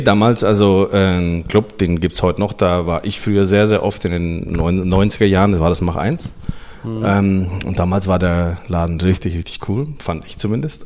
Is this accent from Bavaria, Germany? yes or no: yes; Nuremberg, Bavaria, Germany; also born or lived in Sibiu, Romania; ich bin geboren in Rumänien, ähm, in Hermannstadt. Und wir sind dann ausgewandert 1987 ähm, mit meiner Familie nach Deutschland, nach Nürnberg damals